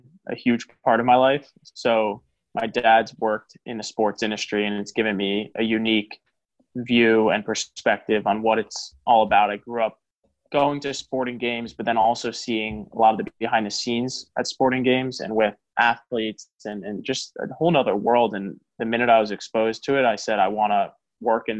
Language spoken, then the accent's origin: English; New York, United States; I'm from New York